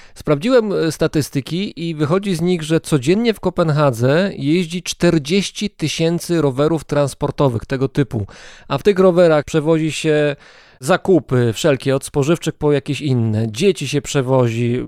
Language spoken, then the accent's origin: Polish; Greater Poland, Poland; w Wielkopolsce, skąd pochodzę